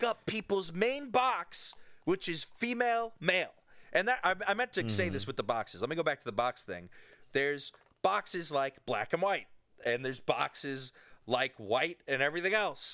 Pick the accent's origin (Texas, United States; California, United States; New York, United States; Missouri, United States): New York, United States; I grew up in New York, and in Catholic New York